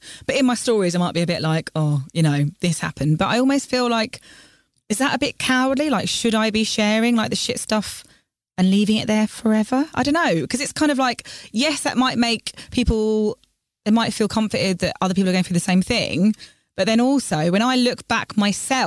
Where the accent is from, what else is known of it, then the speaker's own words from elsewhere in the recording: London, United Kingdom; I grew up in London, studied in London, worked in central London